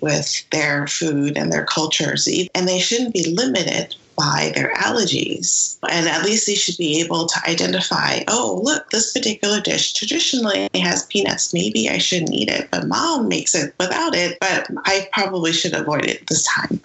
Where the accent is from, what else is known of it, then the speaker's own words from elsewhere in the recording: San Francisco, California, United States; a Chinese American person growing up in San Francisco